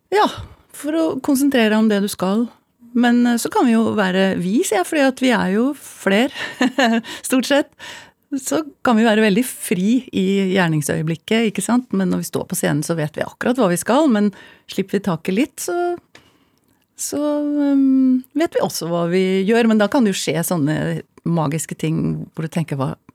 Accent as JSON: {"language": "Norwegian", "region": "Oslo", "country": "Norway", "tie": "born or raised there", "said": "vi vokste opp på Abelsø"}